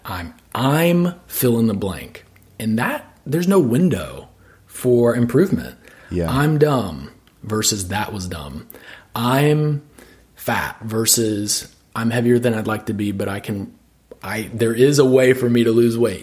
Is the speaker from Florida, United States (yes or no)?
no; Birmingham, Alabama, United States; now in Nashville, United States; growing up in the South